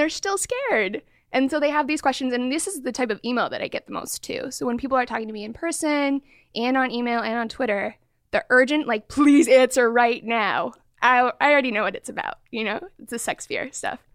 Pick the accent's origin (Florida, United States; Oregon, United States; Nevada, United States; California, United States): Oregon, United States; Portland; also born or lived in Sacramento; now in Bay Area, United States; I grew up in Portland, Oregon, okay. and then came over to Sacramento, and now in the Bay Area